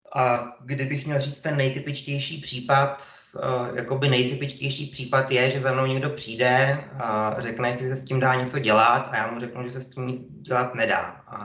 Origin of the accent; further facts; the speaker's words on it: Hradec Králové, Hradec Králové Region, Czechia; also born or lived in Brno; A já jsem vlastně z Hradce, nepovažuji se, že bych z Hradce kdy odešel. Já jsem měl celý život trvalé bydliště v Hradci